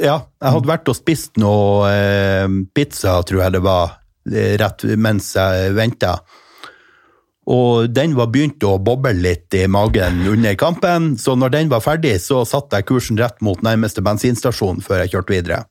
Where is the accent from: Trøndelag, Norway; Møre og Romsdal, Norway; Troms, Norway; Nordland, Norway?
Nordland, Norway; Mo i Rana; Jeg kommer jo fra Rana kommune.